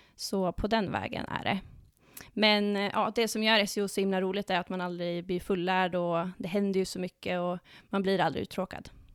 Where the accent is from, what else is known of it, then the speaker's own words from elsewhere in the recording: Dalarna County, Sweden; moved away as an adult; now in Stockholm, Sweden; Jag kommer från eh, Dalarna, men har bott i Stockholm i snart åtta år